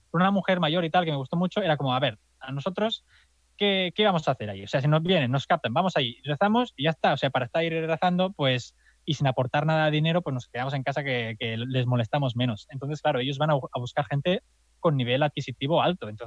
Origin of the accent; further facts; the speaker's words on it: Catalonia, Spain; accent: Catalan; soy de Andorra porque claro, porque mi acento catalán no se disimula fácil.